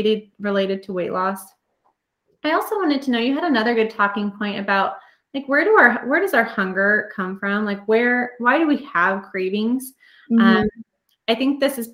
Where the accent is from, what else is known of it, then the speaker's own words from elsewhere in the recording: North Platte, Nebraska, United States; I grew up in North Platte, which was an hour away.